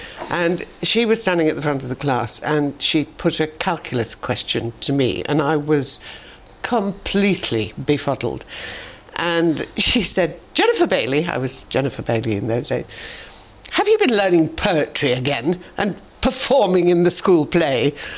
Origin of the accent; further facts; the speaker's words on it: Barnsley, Yorkshire and the Humber, United Kingdom; In 1950. And so my mother always used to say